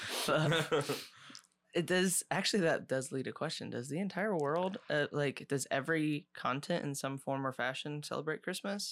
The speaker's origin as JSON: {"language": "English", "region": "Ohio", "country": "United States", "tie": "born or raised there", "moved": "yes", "said": "we grew up in Ohio, out in the country"}